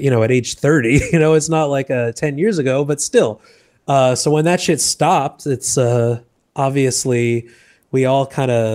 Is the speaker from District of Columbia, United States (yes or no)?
no; Boston, Massachusetts, United States; moved away as an adult; also born or lived in New York / Los Angeles; now in Puerto Rico; I'm originally from Boston